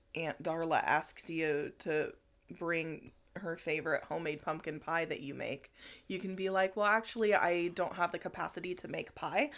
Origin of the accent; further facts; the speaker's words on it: Cedar Creek, Nebraska, United States; Cedar Creek was my hometown also